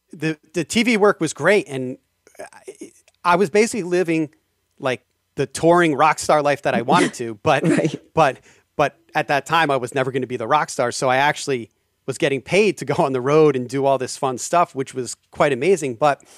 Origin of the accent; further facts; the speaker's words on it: New York City, New York, United States; And that kind of drives me nuts as a New Yorker, which is sometimes why New Yorker style can't really go out to LA.